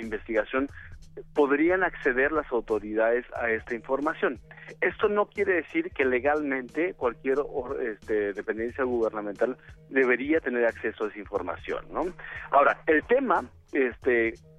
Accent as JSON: {"language": "Spanish", "country": "Mexico"}